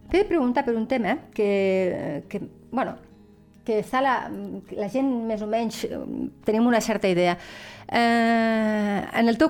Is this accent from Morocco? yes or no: yes; Morocco; now in Lleida, Spain; De, de Marroc, jo del Marroc.